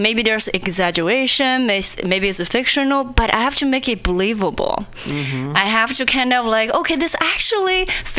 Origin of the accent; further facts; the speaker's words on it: China; English is a second language; moved away as an adult; also born or lived in Indiana; now in Seattle, United States; when I was in China